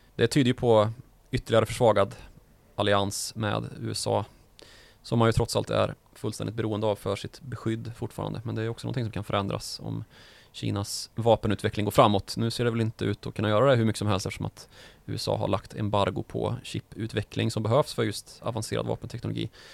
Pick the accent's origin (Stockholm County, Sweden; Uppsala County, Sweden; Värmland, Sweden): Värmland, Sweden; Karlstad; Min hemstad Karlstad